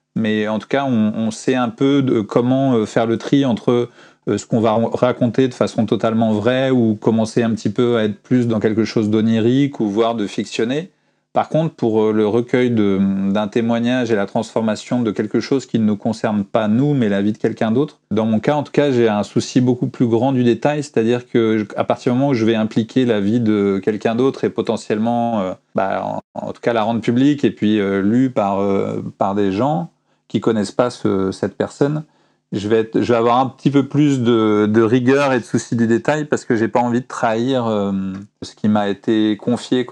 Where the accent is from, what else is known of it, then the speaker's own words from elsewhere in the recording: France; moved away as an adult; j'étais un Français qui habitait à l'étranger